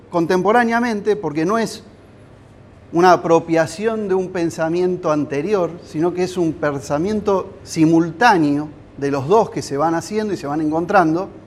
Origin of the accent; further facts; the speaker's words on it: Giles, Buenos Aires, Argentina; soy arquitecto, soy de Giles.